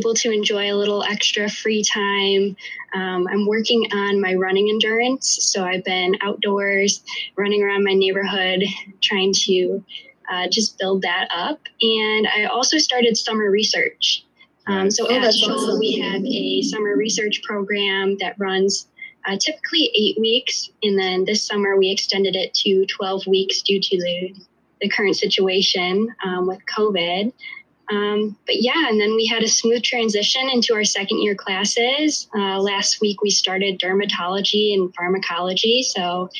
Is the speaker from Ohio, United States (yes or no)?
no; Chicago, Illinois, United States; I was born and raised in the Chicagoland area